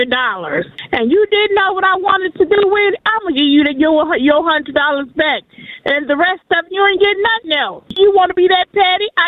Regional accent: New Jersey, United States; now in Georgia, United States; I'm from New Jersey, but I live in Georgia.

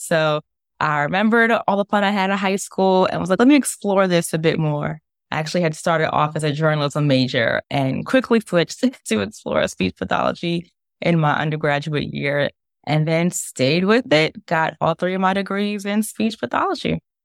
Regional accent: New York City, New York, United States; I'm from New York, grew up in Brooklyn and Staten Island

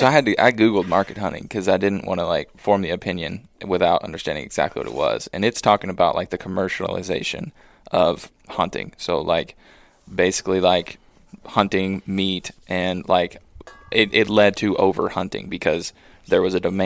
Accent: Michigan, United States; now in Montana, United States; You came out from Michigan. I came out from Michigan. And I didn't, like, try to blow this place up. I just wanted to hunt here.

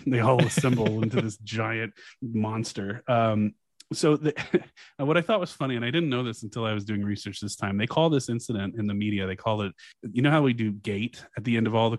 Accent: Louisiana, United States; my home state

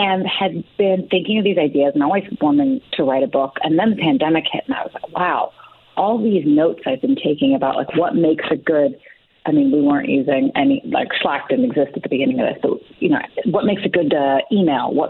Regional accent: San Francisco Bay Area, California, United States; I am from the San Francisco Bay Area

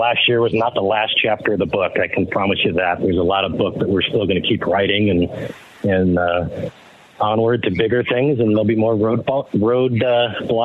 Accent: Detroit, Michigan, United States; moved away; growing up in Detroit

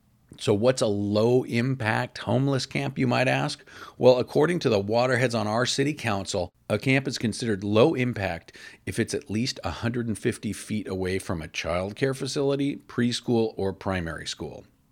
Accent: Portland, Oregon, United States; my hometown of Portland, Oregon.

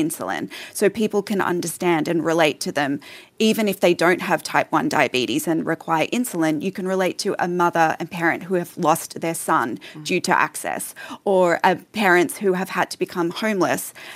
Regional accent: Australia; also born or lived in Canada; now in United States; I'm an Australian that lives here now and also half Canadian.

